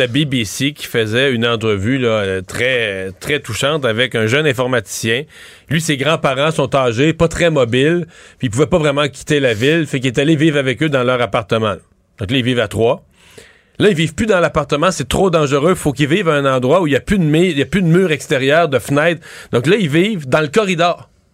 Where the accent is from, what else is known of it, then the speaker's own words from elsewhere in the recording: Lower St. Lawrence, Quebec, Canada; dans mon coin de pays, dans le bas du fleuve